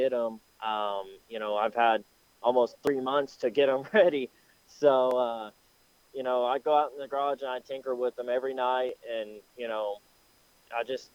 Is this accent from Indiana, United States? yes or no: yes; Anderson, Indiana, United States; my hometown track, Anderson Speedway